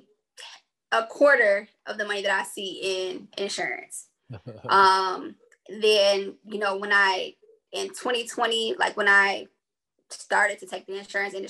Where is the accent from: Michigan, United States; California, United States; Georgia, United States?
Michigan, United States; Detroit; moved away as an adult; I'm from Detroit originally.